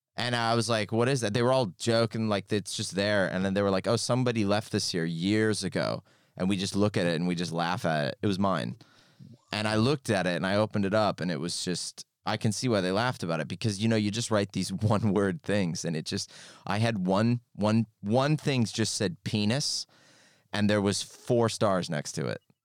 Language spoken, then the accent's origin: English; California, United States; moved away as an adult; now in United Kingdom; I'm from California